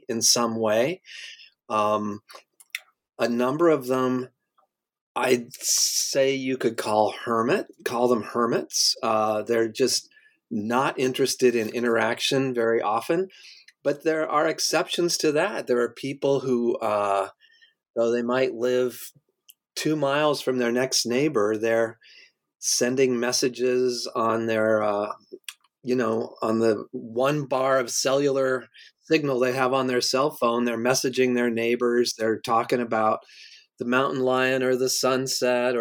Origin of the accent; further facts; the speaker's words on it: Colorado, United States; now in New York, United States; I grew up in Colorado